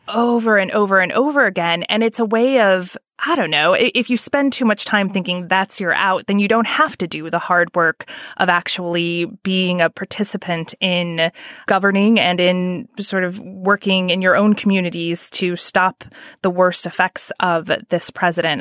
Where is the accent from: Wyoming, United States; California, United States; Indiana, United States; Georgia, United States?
Indiana, United States; I'm from Indiana. My family is very conservative